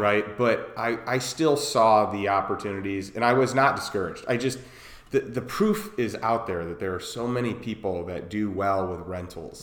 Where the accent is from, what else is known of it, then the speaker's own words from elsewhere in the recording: Chicago, Illinois, United States; moved away as an adult; also born or lived in Champaign, Illinois / St. Louis, Missouri; now in Austin, United States; I grew up in Chicago. I grew up in a suburb of Chicago